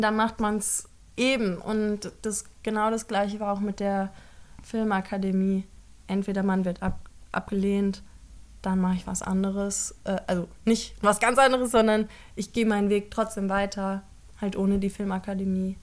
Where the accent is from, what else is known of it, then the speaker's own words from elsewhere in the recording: Frankfurt am Main, Hesse, Germany; moved away; also born or lived in Ludwigsburg; Ich komme aus Frankfurt am Main